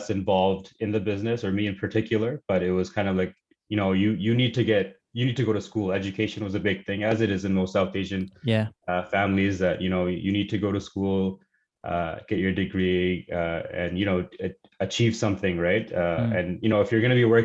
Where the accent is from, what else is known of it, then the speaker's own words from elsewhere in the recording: Surrey, British Columbia, Canada; also born or lived in Pakistan / Los Angeles, California; we've been in Surrey, BC, since 1998. So basically, grown up in Surrey.